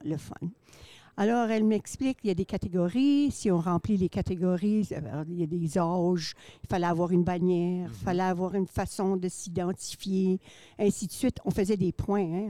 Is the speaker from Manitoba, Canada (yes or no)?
yes; Saint-Claude, Manitoba, Canada; je viens de Saint-Claude, originaire